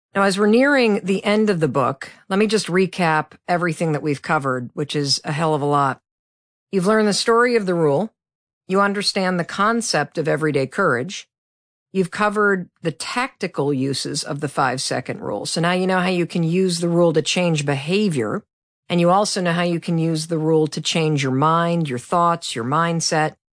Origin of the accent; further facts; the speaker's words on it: Midwest, United States; I'm from the Midwest